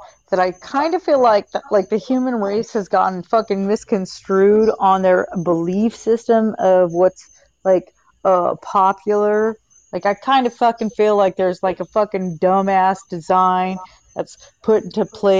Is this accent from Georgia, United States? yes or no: no; Bay Area, California, United States; I actually was born in the Bay Area of California, Northern America.